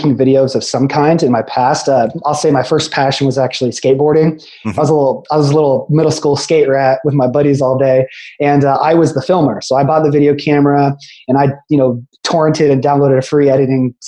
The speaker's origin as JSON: {"language": "English", "town": "Carmel", "region": "Indiana", "country": "United States", "tie": "born or raised there", "also_born_or_lived": "Muncie, Indiana / St. Louis, Missouri", "moved": "as an adult", "lives_now": "Tampa, United States", "said": "So I'm originally from Central Indiana. It's a city just north of Indianapolis called Carmel, Indiana. Yeah. Yep. So I was there, my whole life until undergrad"}